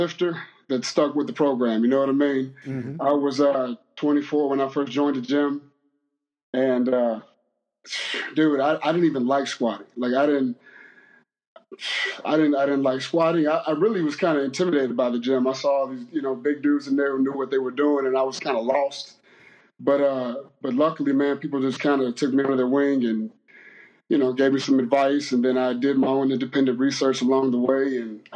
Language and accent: English; Memphis, Tennessee, United States; also born or lived in Arkansas; I was born in Arkansas. And I grew up in Memphis.